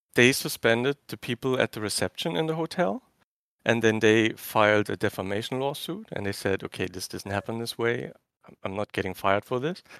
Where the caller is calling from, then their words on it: Germany; I'm calling from Germany. It's three A M here.